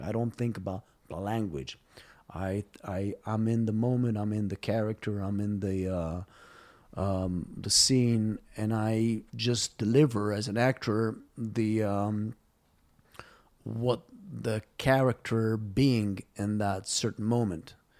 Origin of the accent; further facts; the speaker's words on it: Israel; moved away as an adult; also born or lived in Los Angeles, United States; When I came back from Los Angeles in two thousand nine, um, after almost ten years, uh, out of Israel, I came here just to do a few projects